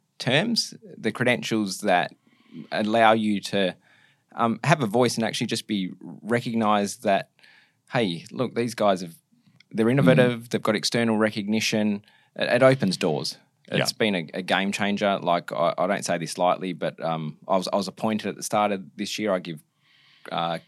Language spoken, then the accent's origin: English; Bunbury, Western Australia, Australia; also born or lived in Busselton, Australia / Perth, Australia / Bologna, Italy; born in Busselton, went to high school in Bunbury